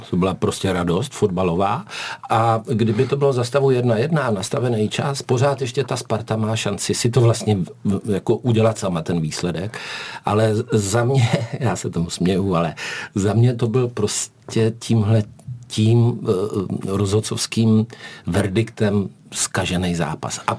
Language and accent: Czech; South Moravian Region, Czechia; když jsem se rodil, tak v naší porodnici malovali, takže mě taky vezli do Hodonína, protože jsem z Jižní Moravy.